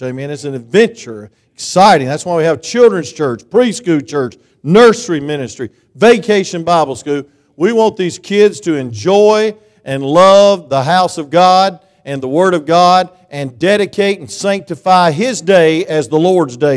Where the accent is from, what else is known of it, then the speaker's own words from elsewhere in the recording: Claxton, Georgia, United States; I'm from Claxton